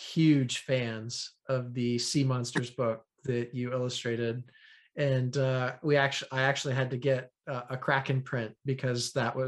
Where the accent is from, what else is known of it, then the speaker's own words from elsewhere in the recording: Kansas, United States; I'm from Kansas